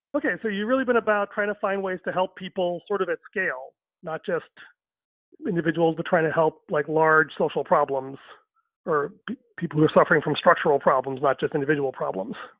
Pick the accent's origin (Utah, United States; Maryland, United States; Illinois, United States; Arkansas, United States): Illinois, United States; Chicago; I was born in Chicago uh, three months after my parents arrived from India. And then because of that, I grew up bicultural